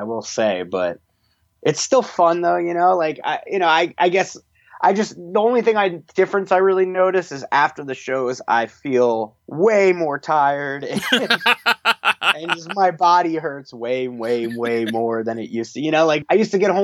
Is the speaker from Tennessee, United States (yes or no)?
no; Verona, New Jersey, United States; Keith and I are from Verona, which is right next to Montclair. So we're all kind of grew up in this area